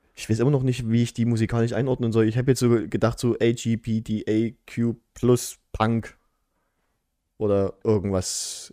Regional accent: Hohenstein-Ernstthal, Saxony, Germany; bei uns in Hohenstein-Ernst

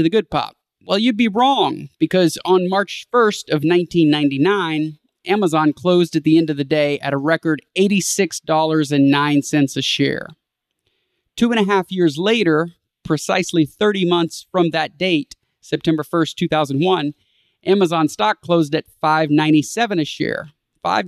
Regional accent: Houston, Texas, United States; my hometown of Houston

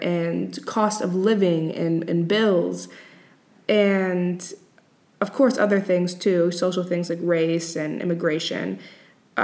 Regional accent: Boston, Massachusetts, United States; I am from the U.S. I am from Boston

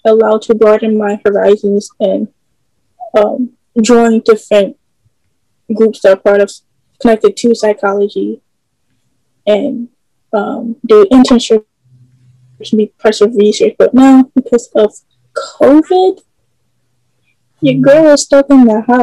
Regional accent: Philadelphia, Pennsylvania, United States; I am from the Philadelphia area. I still live here

